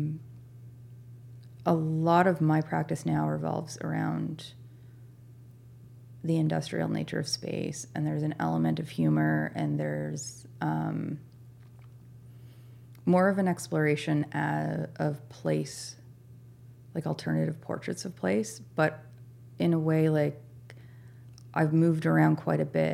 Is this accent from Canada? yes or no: yes; Nova Scotia, Canada; moved away as an adult; also born or lived in Saskatchewan; now in Newfoundland, Canada; the place that I grew up in Nova Scotia